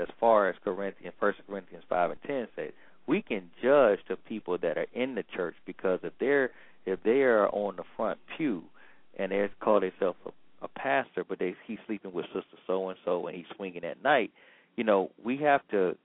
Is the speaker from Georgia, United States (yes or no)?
yes; Georgia, United States; I'm from Georgia